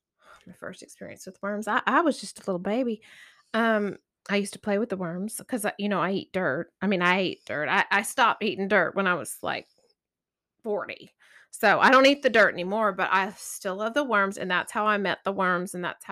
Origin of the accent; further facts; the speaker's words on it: Corsicana, Texas, United States; I'm from Corsicana, Texas, and I love worms.